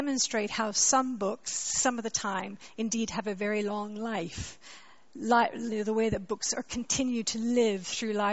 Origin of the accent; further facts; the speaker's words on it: Canada; accent: Canadian; moved away as an adult; also born or lived in Montreal, Canada; now in London, United Kingdom; I'm a Canadian, you can hear my accent, but I came to live in London when I was 20